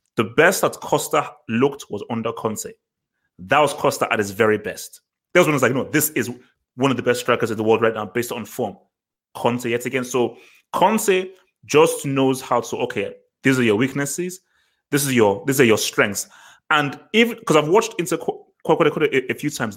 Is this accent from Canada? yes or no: no; Nigeria; I'm a Nigerian. We are brought up to respect our, el- our, our elders